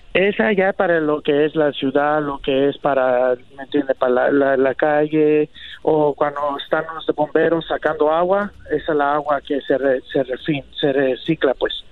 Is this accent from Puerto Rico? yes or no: no; Guatemala; mis padres somos de Guatemala